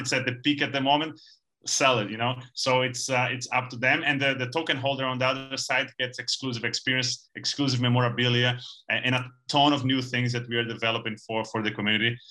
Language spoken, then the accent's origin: English; Brazil; we're from Brazil